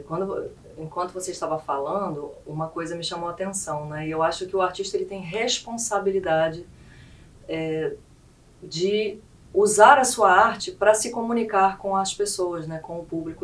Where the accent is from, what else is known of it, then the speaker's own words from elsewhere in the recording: Rio Grande do Sul, Brazil; now in Roraima, Brazil; muito amor pelas minhas raízes gaúchas